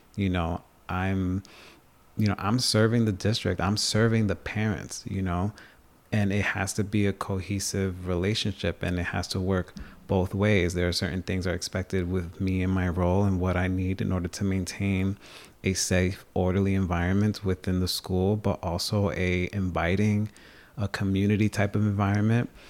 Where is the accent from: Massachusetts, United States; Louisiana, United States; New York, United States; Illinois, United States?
New York, United States; Long Island; moved away as an adult; also born or lived in Bronx, New York / North Country, New York; now in Plattsburgh, United States; I'm an openly gay Latino from the Dominican Republic who was born and raised in New York. down on Long Island, spend a lot of time in the Bronx, and I'm living in the North Country